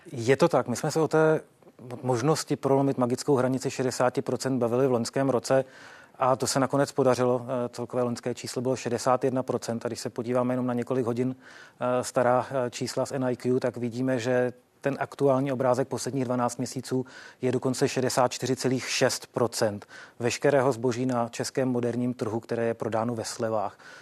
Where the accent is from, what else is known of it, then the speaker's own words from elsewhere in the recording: Czechia; jako Češi